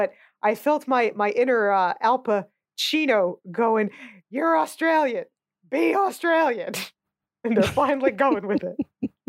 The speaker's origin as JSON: {"language": "English", "country": "United States", "said": "I'm an American."}